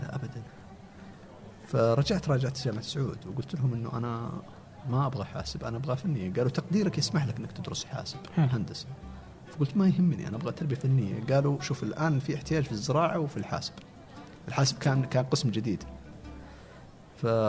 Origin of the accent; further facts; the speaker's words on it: Al-Namas, Asir, Saudi Arabia; moved away as an adult; also born or lived in Abha / Riyadh; ما جينا من ابها جينا من قريه تابعه للنماص مدينه النماص